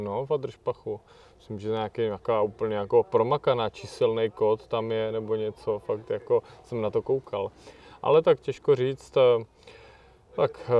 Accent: Brno, South Moravian Region, Czechia; já jsem z Brna

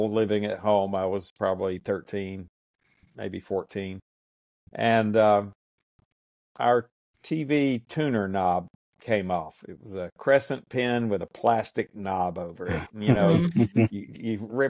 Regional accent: Ringgold, Georgia, United States; I'm from Ringgold, Georgia, which is in northwest Georgia, just below Chattanooga, Tennessee. I've been from this area my whole life. I grew up and born and raised in Catoosa County, Georgia

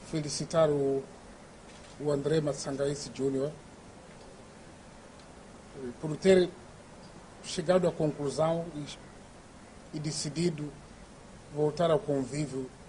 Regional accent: Mozambique; é uma das maiores vitórias que nós podemos ter como moçambicanos.

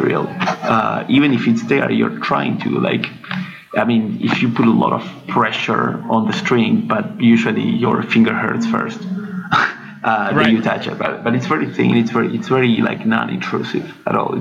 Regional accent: Argentina; moved away as an adult; also born or lived in France; I'm from Argentina.

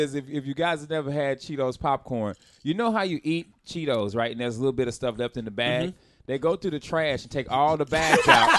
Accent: United States; No, I'm from Carolina.

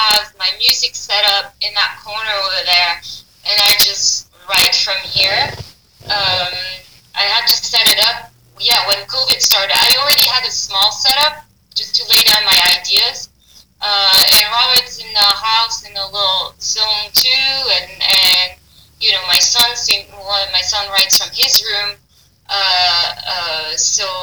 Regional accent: Paris, Île-de-France, France; English is a second language; moved away; I'm from Paris, France

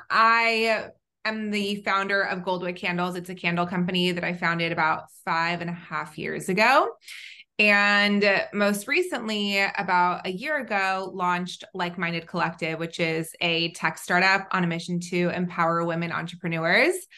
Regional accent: Southern California, United States; also born or lived in Israel / North Carolina; I grew up in Southern California where I'm back

